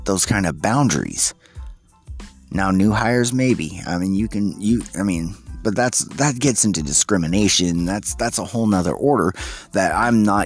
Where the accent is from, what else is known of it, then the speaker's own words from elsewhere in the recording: United States; we as the American people